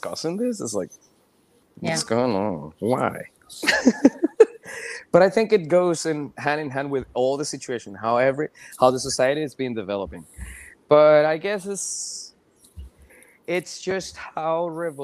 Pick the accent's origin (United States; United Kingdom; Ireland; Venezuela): Venezuela; moved away; I come from a Venezuelan family. I was born and raised in Venezuela.